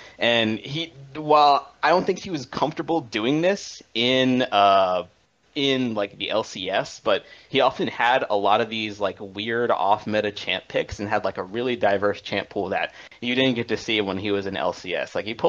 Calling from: Alexandria, Virginia, United States; Calling from Alexandria, Virginia.

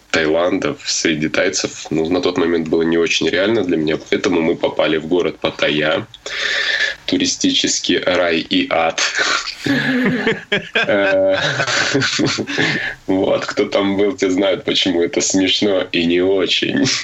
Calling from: Arashan, Chuy Region, Kyrgyzstan; Э, я вещаю из Киргизии, из внимание, из села. Село называется Арашан.

